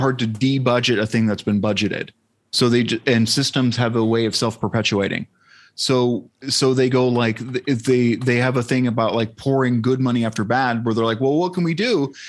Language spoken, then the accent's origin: English; San Diego, California, United States; growing up in San Diego